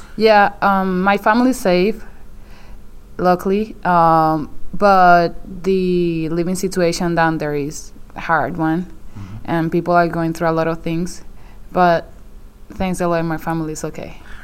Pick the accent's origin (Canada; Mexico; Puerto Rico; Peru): Puerto Rico; Morovis; moved away; my hometown was one of them